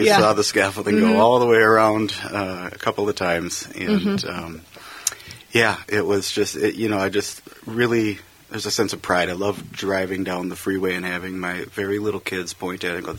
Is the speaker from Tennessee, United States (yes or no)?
no; North St. Paul, Minnesota, United States; moved away as an adult; also born or lived in Texas; I grew up in North St. Paul, which is where I live today.